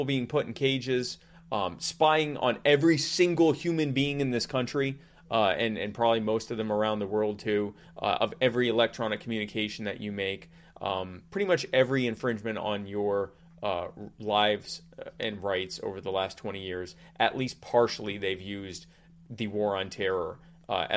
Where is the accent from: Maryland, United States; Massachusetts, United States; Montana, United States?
Maryland, United States; Baltimore; I was born in Baltimore.